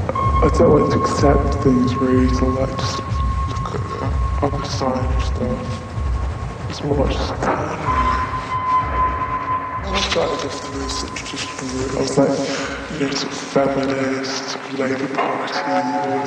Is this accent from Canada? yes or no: no; Guildford, United Kingdom; And when I grew up in Guildford, sort of East London suburbs, and there was nothing to do, nothing to sort of really aspire to.